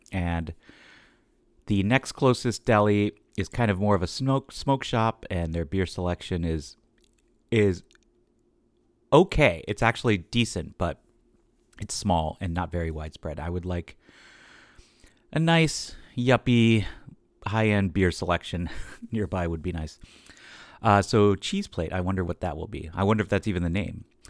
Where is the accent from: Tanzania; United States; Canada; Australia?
United States; Cincinnati, Ohio; now in New York City, United States; I'm from Cincinnati, so this was Homecoming, just plain old going home.